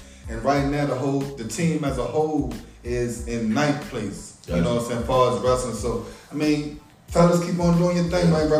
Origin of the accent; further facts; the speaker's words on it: Massachusetts, United States; I'm not going to sit up here and get all big-headed and just say, because we're from Massachusetts.